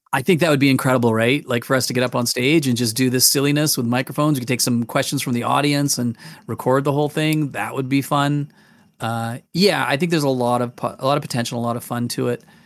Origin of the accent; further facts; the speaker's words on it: Manitoba, Canada; also born or lived in England; now in Calgary, Canada; we came from England and moved to Manitoba, and I grew up in Manitoba as a kid